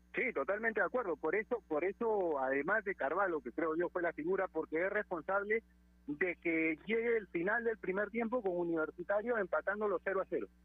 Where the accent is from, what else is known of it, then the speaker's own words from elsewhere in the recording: Peru; nosotros como peruanos